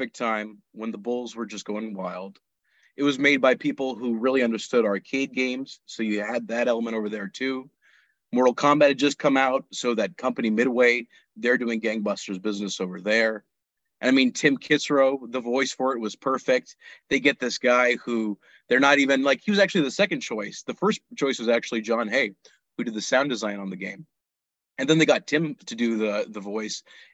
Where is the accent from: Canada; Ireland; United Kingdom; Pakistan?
Pakistan; moved away; also born or lived in United States; I was born in the States, but I grew up in Pakistan